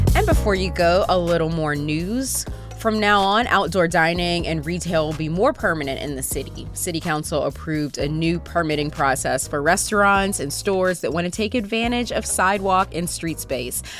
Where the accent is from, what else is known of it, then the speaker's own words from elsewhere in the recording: Pittsburgh, Pennsylvania, United States; I grew up in Pittsburgh, so unfortunately, I grew up Catholic.